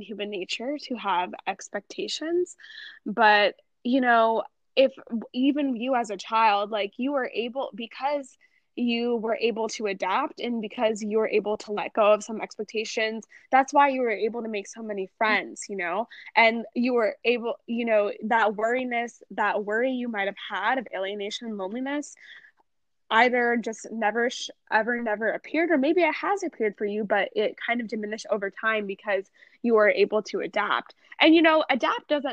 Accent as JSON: {"language": "English", "country": "United States", "tie": "born or raised there", "said": "I was born and raised in America"}